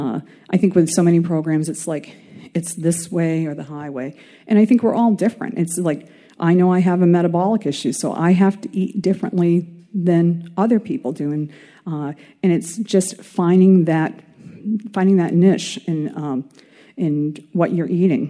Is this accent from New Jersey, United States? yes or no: no; Maine, United States; I was from Maine.